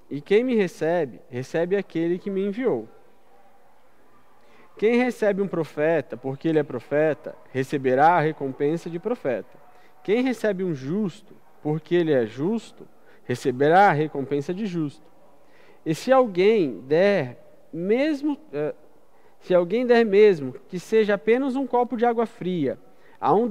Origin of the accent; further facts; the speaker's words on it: Brazil; para nós, como brasileiros